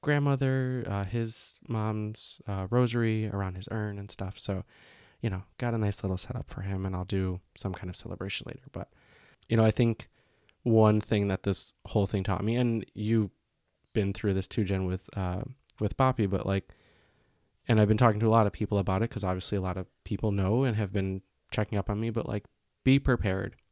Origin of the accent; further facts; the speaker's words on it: Chicago, Illinois, United States; growing up in Chicago, it's, like, one of the greatest food cities